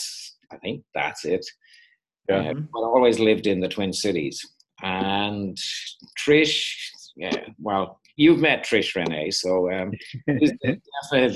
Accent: Dublin, Leinster, Ireland; moved away as an adult; now in Minneapolis, United States; I'm not from North Dakota. I'm from Dublin in Ireland. And we've been over here 25 years now

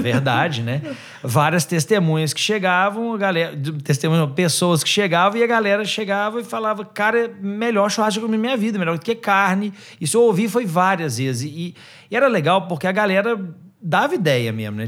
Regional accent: Minas Gerais, Brazil; Sou de Minas Gerais

